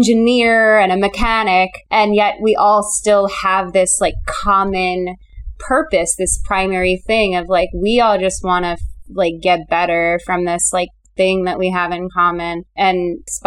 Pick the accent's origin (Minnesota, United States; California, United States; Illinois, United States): Illinois, United States; Chicago; born or raised there; now in Los Angeles, United States